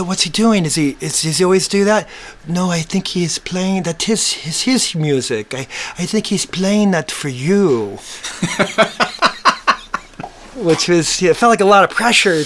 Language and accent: English; Southern California, United States; we're from Southern California